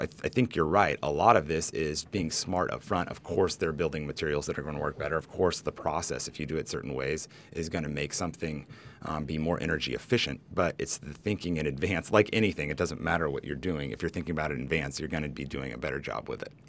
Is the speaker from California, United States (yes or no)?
yes; Humboldt, California, United States; also born or lived in Nicaragua; a native to California, you know, kinda, I grew up in Humboldt where there are a ton of earthquakes